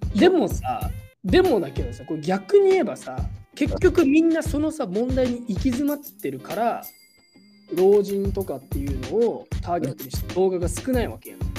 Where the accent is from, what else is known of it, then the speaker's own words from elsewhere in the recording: Japan; moved away as an adult; now in United States; 俺は21年間日本で育ってきた